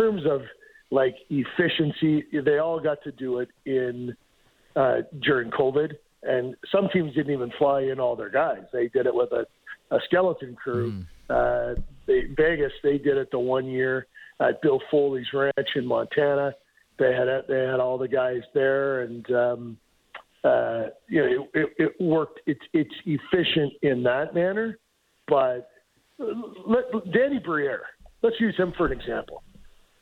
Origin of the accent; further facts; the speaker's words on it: Peterborough, Ontario, Canada; I'm from Peterborough